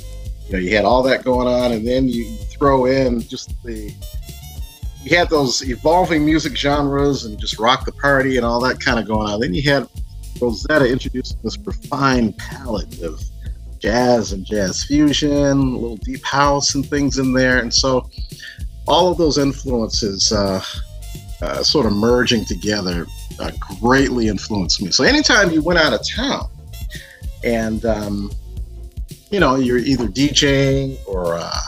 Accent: Detroit, Michigan, United States; moved away; also born or lived in New York; growing up in Detroit and in Conic Gardens around that time

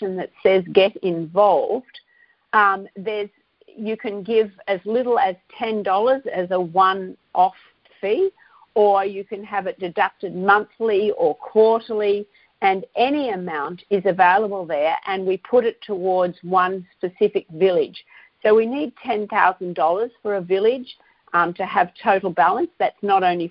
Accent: Australia; I'm Australian and I know companies here that are contributing

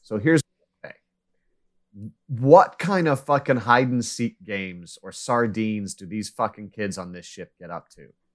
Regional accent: United States; I grew up in Kansas, Missouri

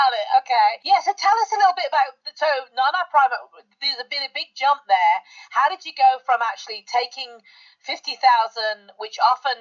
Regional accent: United Kingdom; I'm the Brit.

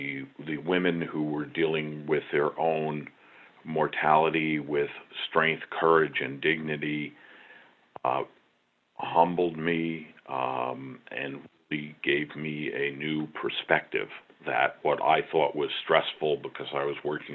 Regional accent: Long Island, New York, United States; a young boy growing up on Long Island

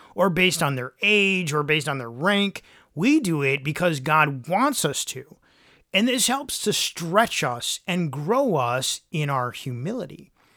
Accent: Michigan, United States; I grew up in Michigan where there were tons of leaves to rake in the fall

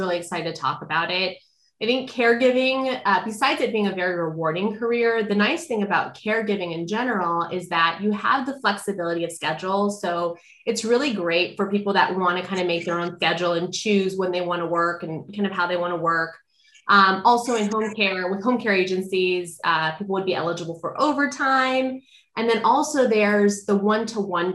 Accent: California, United States; And then eventually they came back to California where my dad is from. And we've been here ever

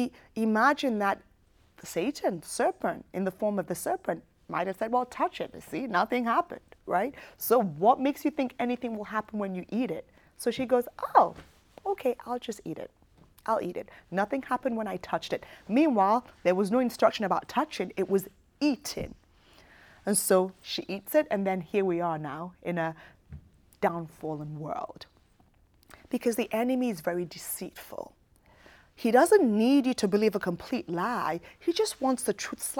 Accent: United Kingdom; moved away as an adult; I was raised in the United Kingdom

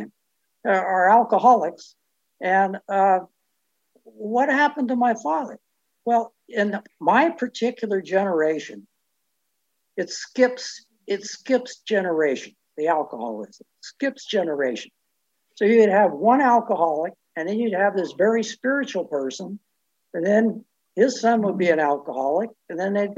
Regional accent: Richmond, California, United States; I was born and raised in the Bay Area in Richmond Annex

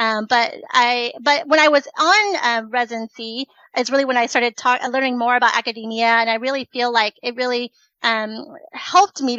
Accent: Silver Spring, Maryland, United States; also born or lived in Richmond, Virginia; I am originally from Silver Spring, Maryland

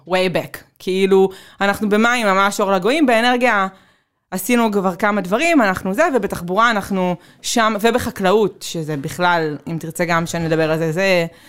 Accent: Tel Aviv, Tel Aviv District, Israel; אני תל אביבית

